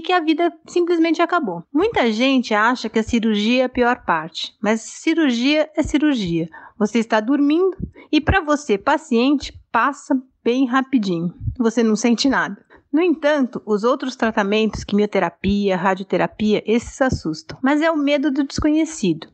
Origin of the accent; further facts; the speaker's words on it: São Paulo, Brazil; sou de São Paulo, aqui da capital